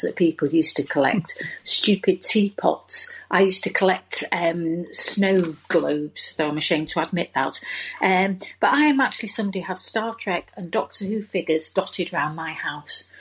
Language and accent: English; Leeds, Yorkshire and the Humber, United Kingdom; now in Manchester, United Kingdom; I'm calling from Manchester, though actually from Leeds originally